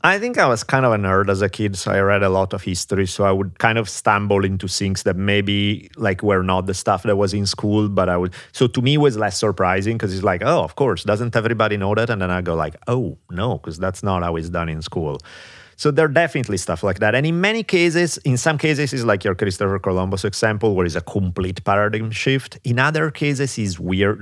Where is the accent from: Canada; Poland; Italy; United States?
Italy; moved away; growing up in Italy